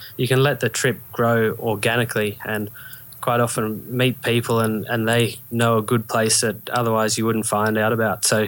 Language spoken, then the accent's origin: English; Australia; I'm from Australia